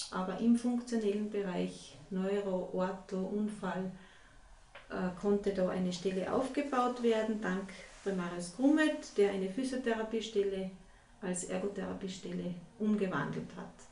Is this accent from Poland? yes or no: no; Salzburg, Austria; Ja, also ich bin äh